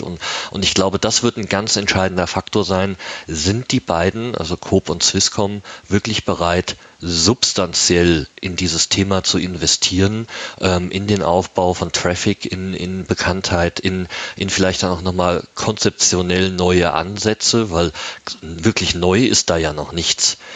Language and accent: German; Germany; moved away as an adult; now in Switzerland; ich bin Deutscher, der in der Schweiz seit zwölf Jahren lebt